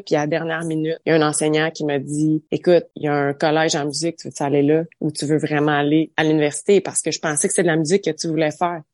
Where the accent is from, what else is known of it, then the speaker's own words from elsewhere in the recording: Saint-Albert, Ontario, Canada; je suis originaire d'un petit village euh, dans l'Est ontarien qui s'appelle Saint-Albert